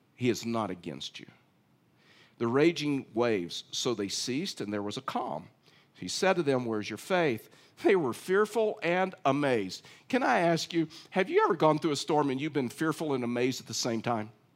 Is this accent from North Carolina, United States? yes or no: no; East Texas, United States; I was raised in East Texas